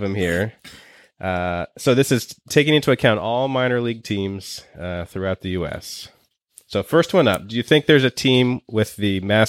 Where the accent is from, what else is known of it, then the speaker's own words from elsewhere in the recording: Bowie, Maryland, United States; my hometown of Bowie, Maryland